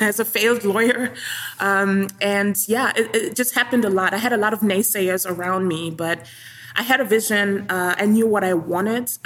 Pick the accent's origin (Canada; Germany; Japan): Germany; moved away as an adult; now in New York City, United States; When I grew up in Germany, at that time when I was a child